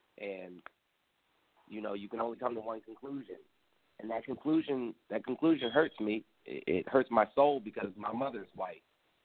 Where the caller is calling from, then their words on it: Gainesville, Virginia, United States; I'm calling from Gainesville, Virginia.